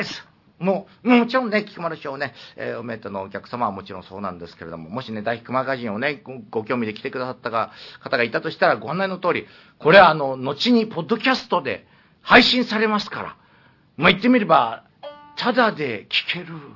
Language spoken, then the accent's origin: Japanese; Niigata, Japan; moved away; 私の故郷の新潟